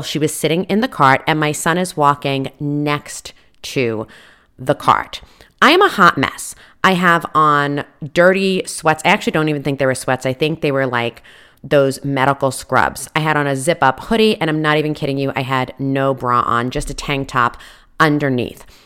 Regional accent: East Coast, United States; moved away; I come from the East Coast

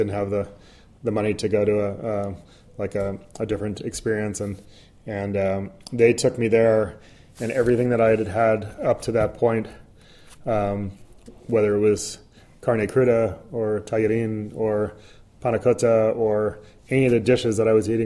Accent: East Coast, United States; now in San Francisco, United States; growing up in the East Coast

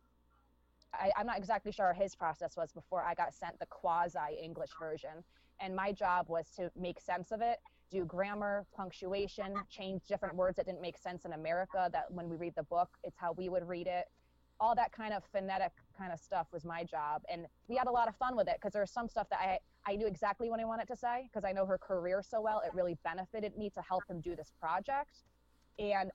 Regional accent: United States; an American person

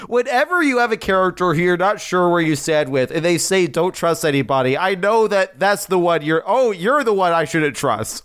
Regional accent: United States; as an American

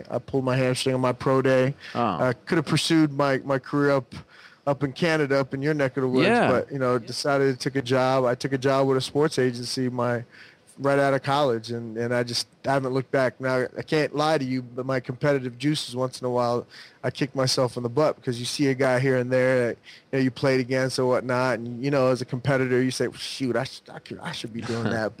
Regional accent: Southern California, United States; growing up in Southern California

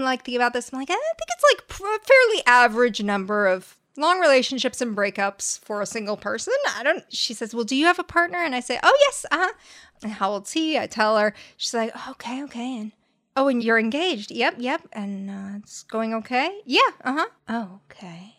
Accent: La Crescenta, California, United States; La Crescenta

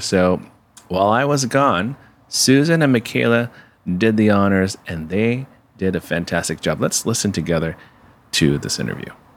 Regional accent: San Francisco, California, United States; growing up in San Francisco as a kid in the nineties

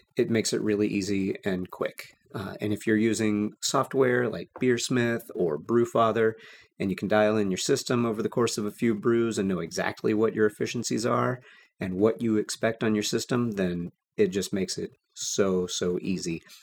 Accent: Texas, United States; growing up in Texas

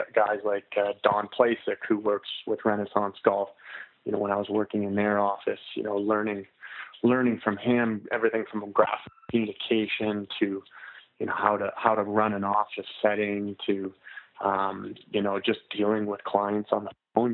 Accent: Canmore, Alberta, Canada; I'm from Canada. I'm from uh, a small town called Canmore. It's in Alberta.

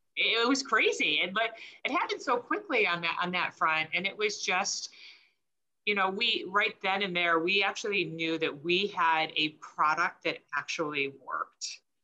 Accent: Michigan, United States; We grew up in Michigan

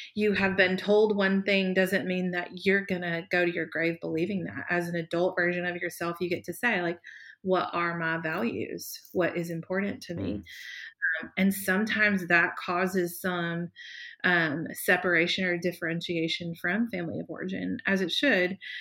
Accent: the South, United States; growing up in the South, you were meant to wear a dress to church on Sundays

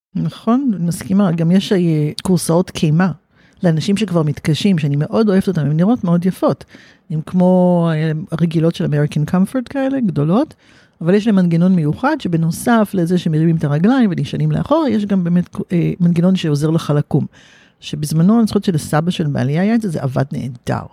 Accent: Haifa, Haifa District, Israel; וגדלתי בחיפה

